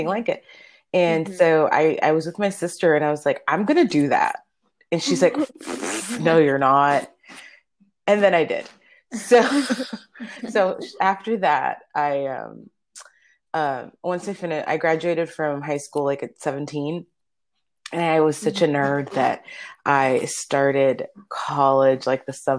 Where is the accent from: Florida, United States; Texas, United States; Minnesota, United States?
Florida, United States; Miami; first language Spanish; English is a second language; moved away; I grew up in Miami, Florida